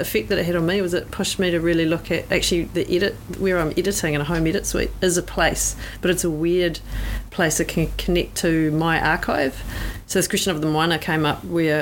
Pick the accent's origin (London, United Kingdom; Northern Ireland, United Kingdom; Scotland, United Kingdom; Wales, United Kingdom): Northern Ireland, United Kingdom; moved away as an adult; also born or lived in Pacific area; now in New Zealand; someone that's been living in the Pacific area for the last 20 years, but I'm from Ireland, Northern Ireland era, is where I'm born